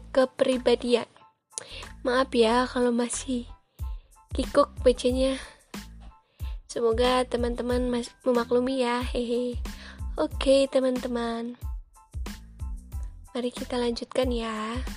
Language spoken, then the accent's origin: Indonesian; Cirebon, West Java, Indonesia; Saya juga kelahiran dari Cirebon loh. Insya Allah saya asli Cirebon.